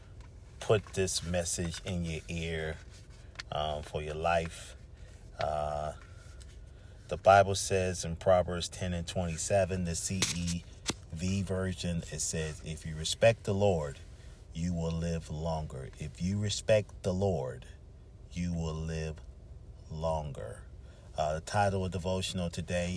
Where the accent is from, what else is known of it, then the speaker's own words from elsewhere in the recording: Charleston, South Carolina, United States; moved away; Charleston, South Carolina. That's my hometown also.